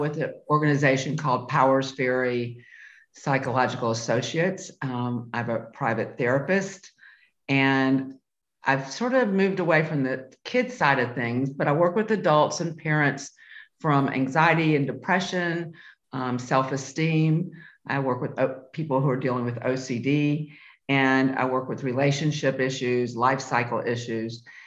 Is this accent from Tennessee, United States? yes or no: yes; Memphis, Tennessee, United States; moved away; I was born and raised in Memphis, Tennessee.